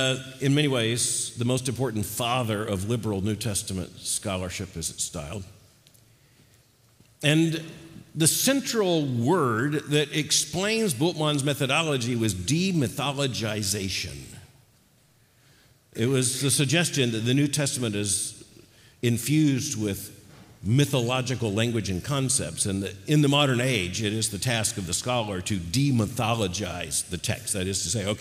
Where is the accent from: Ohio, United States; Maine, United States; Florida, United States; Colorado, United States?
Florida, United States; I grew up in Florida